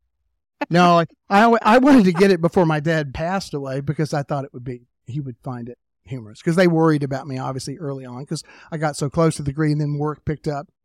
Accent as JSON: {"language": "English", "town": "Tullahoma", "region": "Tennessee", "country": "United States", "tie": "born or raised there", "said": "I'm from Tullahoma, Tennessee, which is about an hour and a half south of Nashville."}